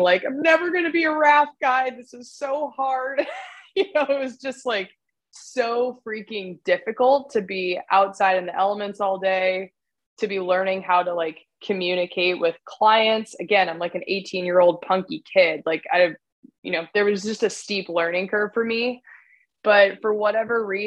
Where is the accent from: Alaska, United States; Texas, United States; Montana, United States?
Alaska, United States; also born or lived in Bellingham, Washington; Alaska's home sweet home. I absolutely love it here. Both my parents were born and raised in Alaska.